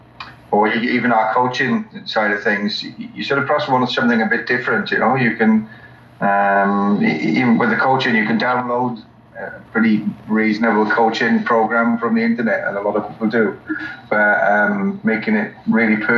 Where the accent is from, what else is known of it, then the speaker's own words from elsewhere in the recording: Wales, United Kingdom; moved away as an adult; also born or lived in Queensland, Australia; now in Australia; I come from Wales originally, came to Australia 17 years ago